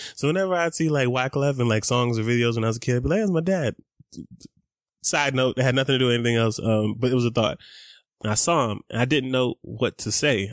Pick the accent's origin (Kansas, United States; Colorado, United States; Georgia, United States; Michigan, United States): Georgia, United States; Atlanta; I grew up in East Atlanta, again, in Scottsdale.